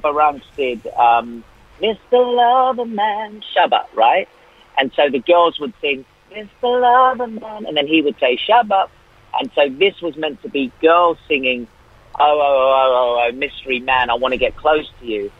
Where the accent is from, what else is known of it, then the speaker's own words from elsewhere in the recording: Australia; also born or lived in England; I was born in England, but I grew up in Australia